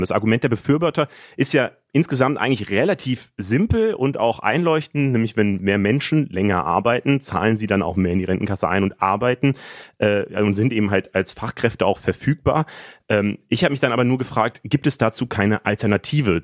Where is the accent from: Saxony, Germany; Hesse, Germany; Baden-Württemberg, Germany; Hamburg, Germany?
Hesse, Germany; Frankfurt am Main; ich bin in Frankfurt geboren und aufgewachsen